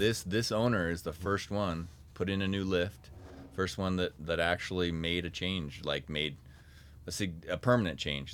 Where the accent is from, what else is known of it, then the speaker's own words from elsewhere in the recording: North Ogden, Utah, United States; I grew up in North Ogden, so I grew up playing in Coldwater Canyon.